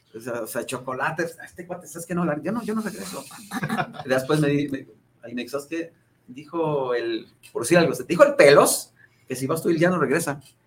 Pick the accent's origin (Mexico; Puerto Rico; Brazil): Mexico; Ruiz, Nayarit; now in Guadalajara, Mexico; Yo soy de la tierra de los Coras, yo soy de Ruiz Nayarit